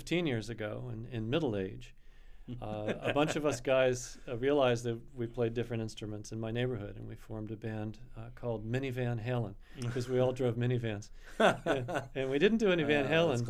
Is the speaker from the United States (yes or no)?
yes; Annapolis, Maryland, United States; down to Annapolis, my hometown